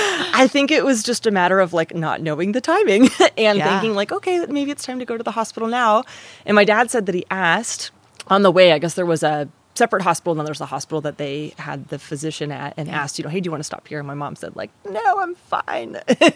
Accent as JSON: {"language": "English", "region": "California", "country": "United States", "tie": "born or raised there", "also_born_or_lived": "Michigan, United States / Virginia, United States", "said": "I moved around a lot. I was born in Michigan. I've lived throughout California, Northern and Southern California. I lived in Virginia a little bit as a kid."}